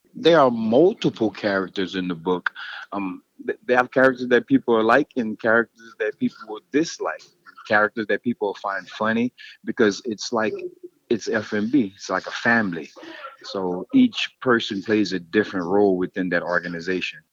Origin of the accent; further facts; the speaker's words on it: Louisiana, United States; I'm from Louisiana.